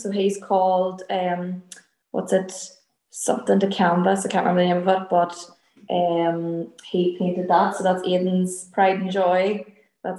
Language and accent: English; Armagh, Northern Ireland, United Kingdom; now in Derry, United Kingdom; In Armagh, so that's in, like, the north of Ireland. So I'm originally from Armagh, and then we're living in Derry.